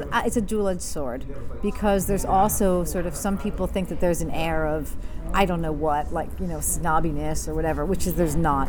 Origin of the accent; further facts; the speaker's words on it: New Jersey, United States; I grew up in New Jersey, and I started dancing very young, and came into the city for dance classes. I was only 20 minutes outside of the city